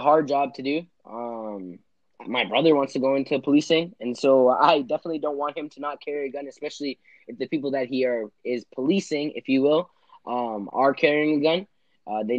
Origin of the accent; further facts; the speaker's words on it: Toronto, Ontario, Canada; Toronto's a big city where we're from, and we've experienced a lot of violence living and being inhabitants of Toronto